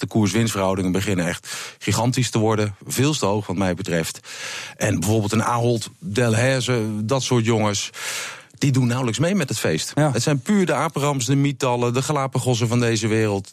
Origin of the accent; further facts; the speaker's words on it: Netherlands; als Nederlander